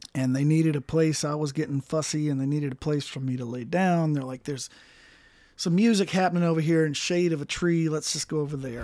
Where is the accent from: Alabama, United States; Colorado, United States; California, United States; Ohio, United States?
Colorado, United States; Ouray; also born or lived in Mississippi; right before I turned twelve, my parents moved to Colorado